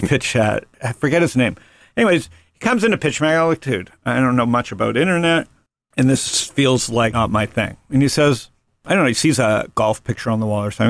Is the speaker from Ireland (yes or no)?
no; Toronto, Ontario, Canada; When I grew up in Toronto in the seventies and early eighties, my formative teen years